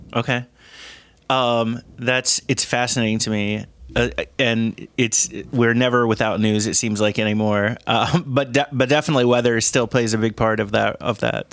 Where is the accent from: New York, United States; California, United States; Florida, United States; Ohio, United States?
Ohio, United States; Cincinnati; moved away as an adult; now in Chicago area, United States; Grew up in Ohio